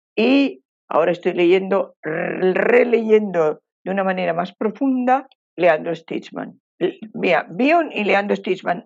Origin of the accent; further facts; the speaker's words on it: Basque Country, Spain; moved away as an adult; now in Uruguay; al pueblo vasco, yo soy, soy de ese pueblo